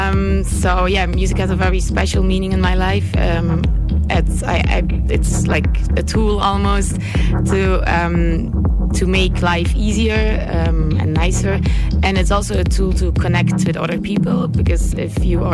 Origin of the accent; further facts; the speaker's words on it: Brussels, Brussels-Capital Region, Belgium; I'm from Brussels, Belgium.